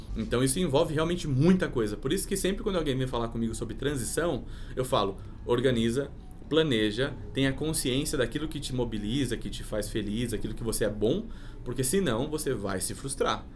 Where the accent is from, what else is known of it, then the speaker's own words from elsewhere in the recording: Sorocaba, São Paulo, Brazil; moved away as an adult; also born or lived in Rio de Janeiro; now in São Paulo, Brazil; nasci em São Paulo, meu pai era metalúrgico e foi transferido para lá quando era muito pequeno. Então eu, enfim, fiz o ensino fundamental, o ensino médio, a faculdade